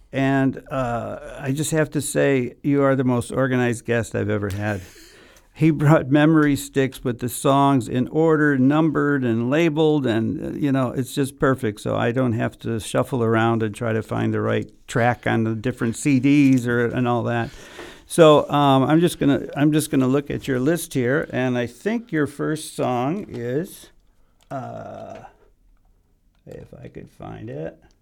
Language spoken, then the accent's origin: English; Chicago, Illinois, United States; I'm from Chicago